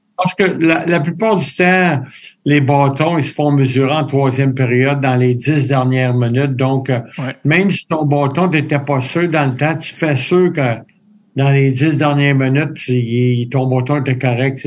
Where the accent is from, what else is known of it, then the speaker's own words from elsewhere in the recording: Quebec, Canada; now in Los Angeles, United States; quand on est québécois